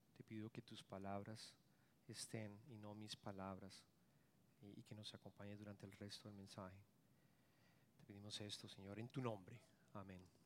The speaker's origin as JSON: {"language": "Spanish", "country": "Colombia", "moved": "yes", "said": "yo soy colombiano"}